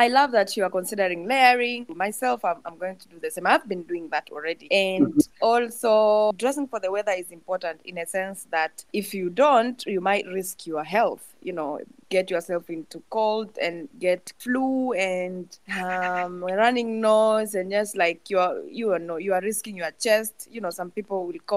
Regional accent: Tanzania; moved away as an adult; I'm from Tanzania, and you know it's tropical

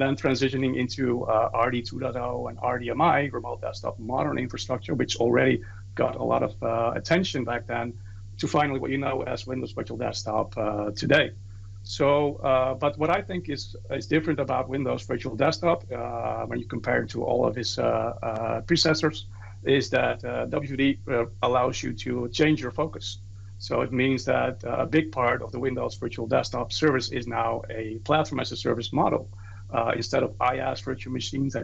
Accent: Netherlands; I'm from the Netherlands.

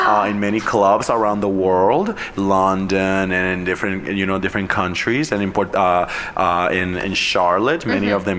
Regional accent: Cataño, Puerto Rico; moved away; my hometown of Cataño, Puerto Rico.

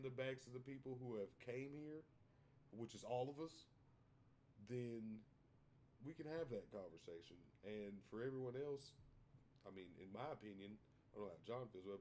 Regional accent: United States; I am from Bell County

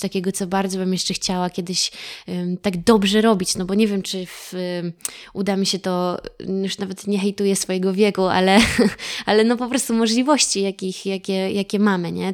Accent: Cieszyn, Silesian Voivodeship, Poland; moved away; also born or lived in Warsaw / Kowary area (Karkonosze); ja pochodzę z Cieszyna, z Beskidów

